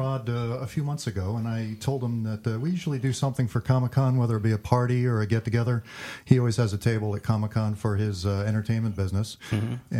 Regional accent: Orange County, New York, United States; moved away as an adult; now in San Diego, United States; About 60 miles northwest in New York City in Orange County, right on the Hudson River.

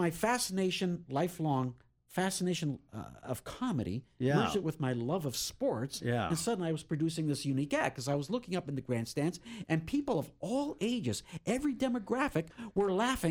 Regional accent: Canada; now in San Diego, United States; I'm still Canadian.

